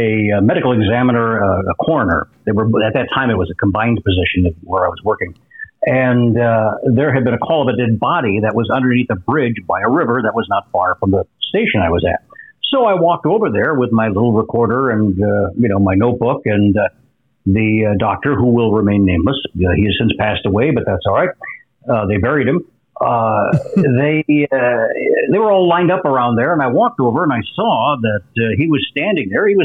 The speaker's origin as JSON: {"language": "English", "region": "Minnesota", "country": "United States", "tie": "born or raised there", "said": "I grew up in Minnesota"}